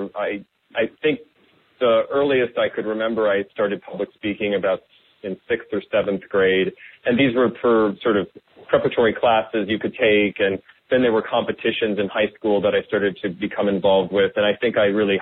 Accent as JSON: {"language": "English", "region": "Iowa", "country": "United States", "tie": "born or raised there", "also_born_or_lived": "Wisconsin", "said": "I grew up in the Midwest, born in Wisconsin and mostly raised in Iowa."}